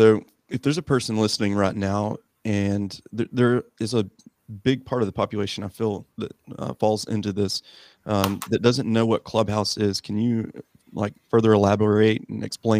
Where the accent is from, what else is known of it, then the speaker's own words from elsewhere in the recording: Morristown, Tennessee, United States; And one of them was in my hometown of Morristown, Tennessee, ironically.